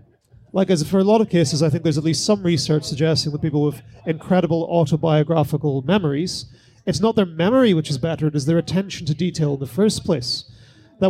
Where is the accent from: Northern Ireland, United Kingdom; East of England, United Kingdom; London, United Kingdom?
Northern Ireland, United Kingdom; as a Northern Irish person